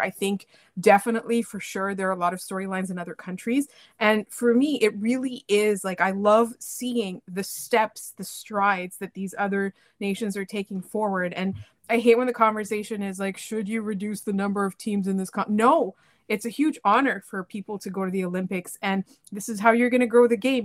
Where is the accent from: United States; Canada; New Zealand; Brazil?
Canada; I'm from Canada